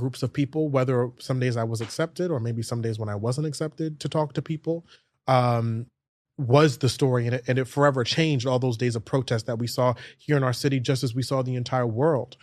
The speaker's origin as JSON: {"language": "English", "town": "New York City", "region": "New York", "country": "United States", "tie": "born or raised there", "said": "I grew up in New York City schools. I went to school in Canarsie, Brooklyn, all the way to Fort Greene, Brooklyn"}